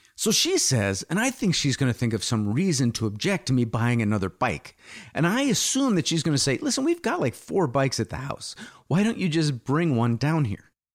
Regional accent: United States; also born or lived in England; as an American

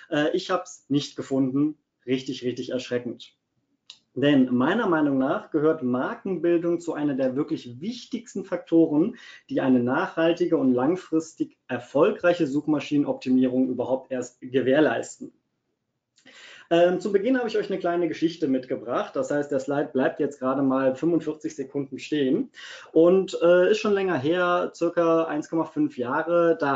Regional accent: Cologne, North Rhine-Westphalia, Germany; born there; Ähm, ich bin ein gebürtiger Kölner. Das ist auch gar nicht so weit von Wiesbaden weg. Man hört es manchmal an meinem Dialekt.

